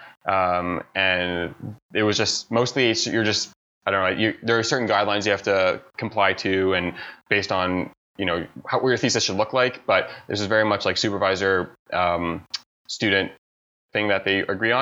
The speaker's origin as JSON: {"language": "English", "town": "Toronto", "region": "Ontario", "country": "Canada", "tie": "born or raised there", "moved": "yes", "said": "I'm from Toronto, Canada, originally, born and raised"}